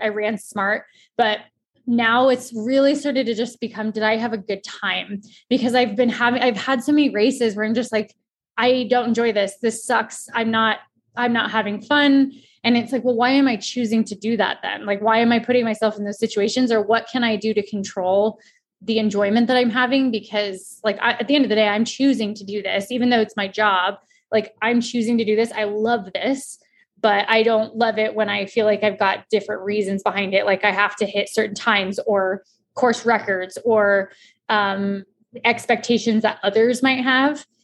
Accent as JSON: {"language": "English", "region": "Colorado", "country": "United States", "said": "I'm from Colorado and the trails are right in my backyard."}